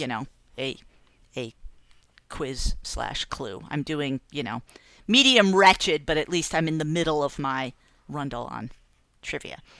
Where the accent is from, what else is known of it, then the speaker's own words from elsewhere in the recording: Massachusetts, United States; moved away; two towns over from where I grew up in Massachusetts